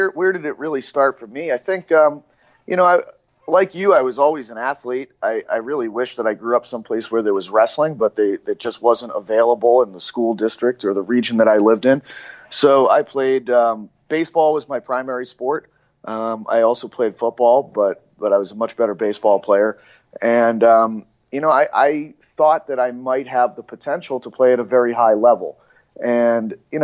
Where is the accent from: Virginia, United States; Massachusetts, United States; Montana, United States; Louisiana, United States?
Massachusetts, United States; Cape Cod; where I grew up in Cape Cod in Massachusetts